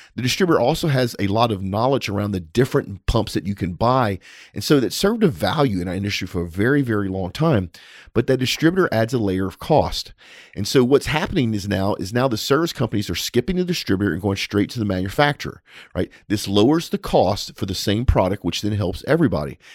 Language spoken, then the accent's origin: English; United States; I'm an American